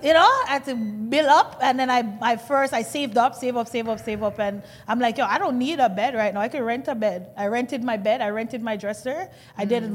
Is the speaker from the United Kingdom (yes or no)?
no; Kingston, Jamaica; now in Toronto, Canada; I come from Jamaica, Kingston